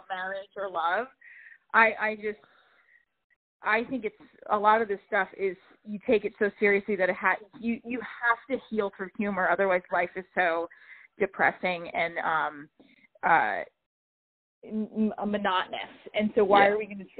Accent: New Jersey, United States; I'm from Jersey

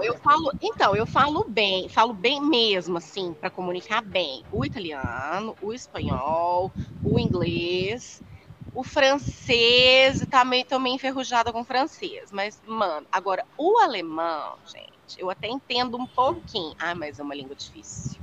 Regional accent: Minas Gerais, Brazil; accent: mineiro; also born or lived in London; now in Paraná, Brazil; Eu sou mineira

